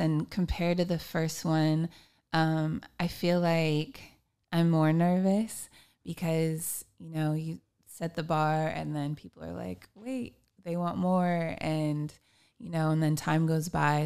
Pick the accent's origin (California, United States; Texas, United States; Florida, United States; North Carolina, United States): California, United States; Long Beach; I am a musician from Long Beach, California.